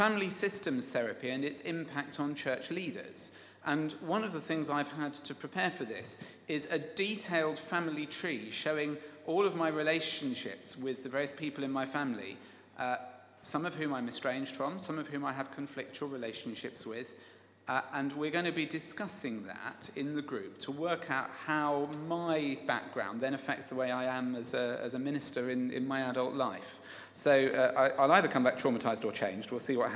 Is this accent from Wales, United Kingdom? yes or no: no; Kent, South East England, United Kingdom; my upbringing in Kent and my attendance at the Judd School